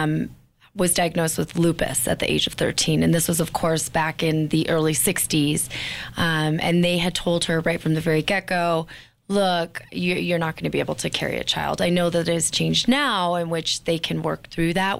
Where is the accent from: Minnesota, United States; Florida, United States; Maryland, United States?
Minnesota, United States; Bemidji; I actually grew up in Bemidji, which is 4 hours north of Minneapolis